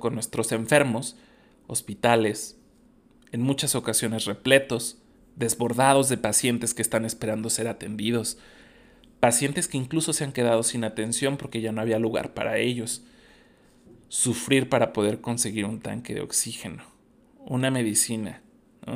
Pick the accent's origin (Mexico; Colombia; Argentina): Mexico; como buen mexicano